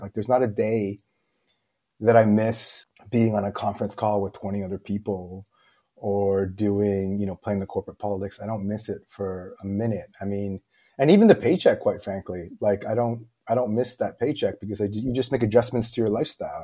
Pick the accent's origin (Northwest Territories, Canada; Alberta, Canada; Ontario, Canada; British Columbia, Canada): Ontario, Canada; Toronto; moved away as an adult; now in Beijing, China; I'm born and raised in Toronto, Canada.